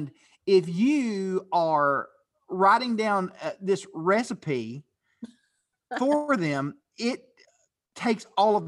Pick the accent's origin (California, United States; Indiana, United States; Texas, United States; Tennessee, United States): Tennessee, United States; Chattanooga; I grew up in Chattanooga, Tennessee, and it's a big deal.